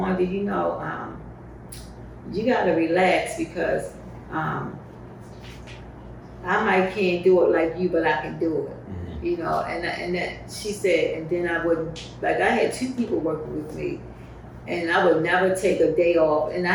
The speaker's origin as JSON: {"language": "English", "town": "Baltimore", "region": "Maryland", "country": "United States", "tie": "born or raised there", "said": "I was born and raised in Baltimore"}